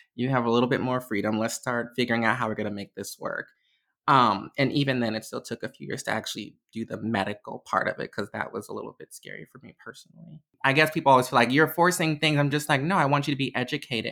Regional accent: Chicago, Illinois, United States; I am from Chicago, Illinois, um, born and raised my entire life

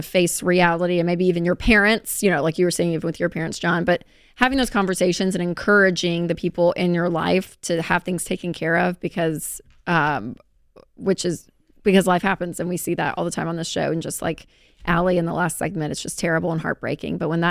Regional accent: the South, United States; accent: southern; That was my southern accent coming through

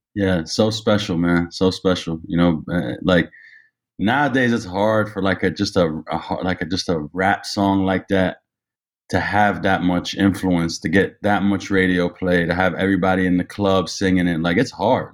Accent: Ottawa, Ontario, Canada; also born or lived in Toronto; I grew up in Ottawa

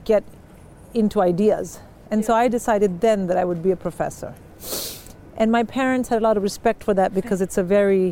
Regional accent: Delhi, India; moved away; I was from Delhi

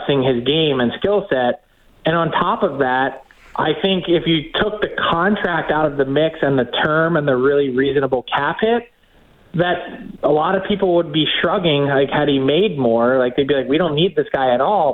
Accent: Philadelphia, Pennsylvania, United States; I'm from Philly

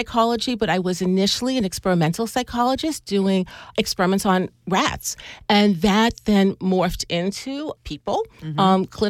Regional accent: Long Island, New York, United States; I grew up on Long Island.

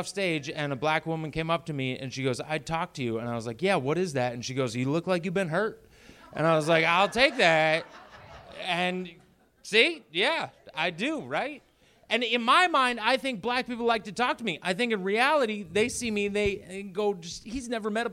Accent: Maine, United States; moved away as an adult; now in Boston, United States; I was born and raised at home on a farm in Maine and homeschooled for many years.

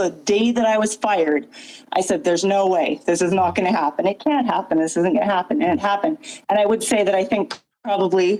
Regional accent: British Columbia, Canada; I'm a Canadian nurse in BC

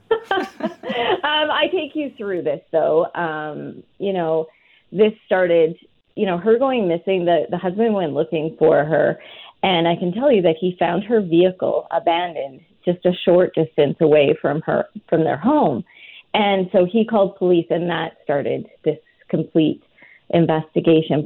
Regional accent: rural Alberta, Canada; I'm from a really small farming community in rural Alberta.

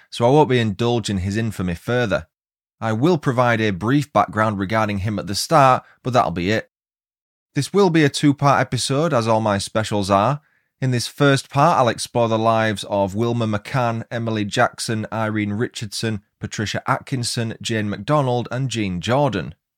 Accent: Huddersfield, Yorkshire and the Humber, United Kingdom; now in Leeds, United Kingdom; Originally, though, I'm from Huddersfield

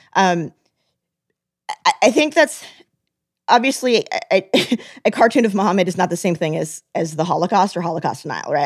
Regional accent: United States

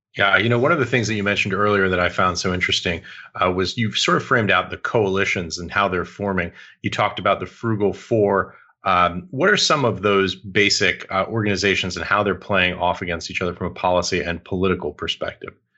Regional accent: United States; also born or lived in New York; as an American

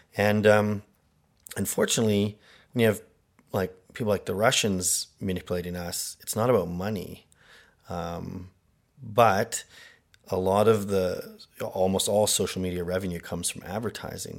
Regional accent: Canada; I am Canadian

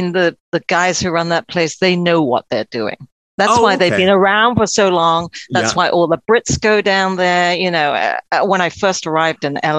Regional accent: Hong Kong; also born or lived in London, United Kingdom; I was born in Hong Kong to two Brit parents and lived between London and Hong Kong because they did.

